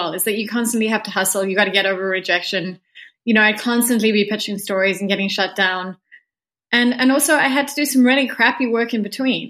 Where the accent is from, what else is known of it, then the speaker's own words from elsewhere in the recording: South Africa; I'm a South African novelist.